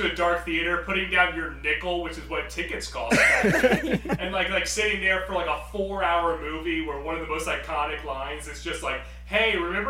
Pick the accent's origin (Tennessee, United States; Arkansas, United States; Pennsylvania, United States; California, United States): Tennessee, United States; I'm from Tennessee